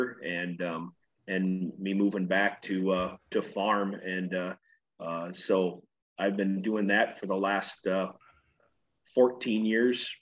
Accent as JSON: {"language": "English", "town": "Corwith", "region": "Iowa", "country": "United States", "tie": "born or raised there", "also_born_or_lived": "Vinton, Iowa", "said": "I grew up about 16 miles away from Algona in small town Corwith, Iowa"}